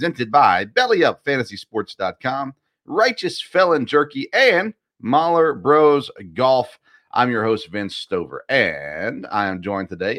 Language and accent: English; Nashville, Tennessee, United States; the team that I grew up watching in Nashville